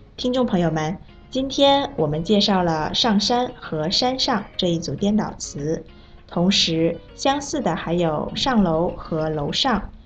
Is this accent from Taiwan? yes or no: no; Vietnam; Chinese is a second language; moved away as an adult; now in China; 我是来自越南的